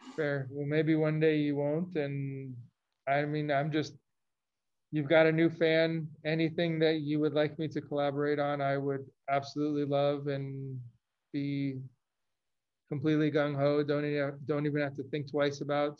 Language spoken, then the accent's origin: English; Los Angeles, California, United States; moved away as an adult; also born or lived in Chicago; I grew up in Los Angeles. I went to school in Chicago